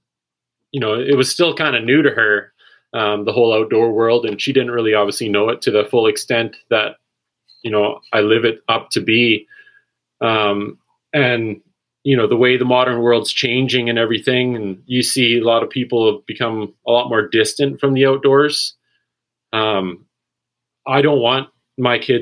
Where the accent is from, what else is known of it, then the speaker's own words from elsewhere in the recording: Maple Ridge, British Columbia, Canada; Grew up in Maple Ridge and kind of lived all over the province over the past 10 years